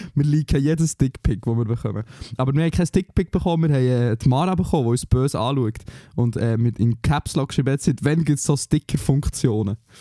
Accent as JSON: {"language": "German", "country": "Switzerland", "moved": "yes", "said": "wir als Schweizer"}